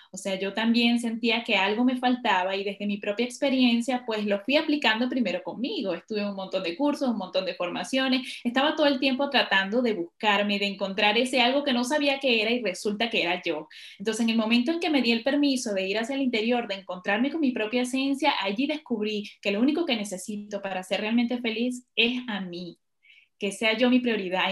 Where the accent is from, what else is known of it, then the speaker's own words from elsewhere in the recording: Venezuela; moved away as an adult; also born or lived in Ecuador; now in Spain; me tocó salir de mi país por la situación que ya conocemos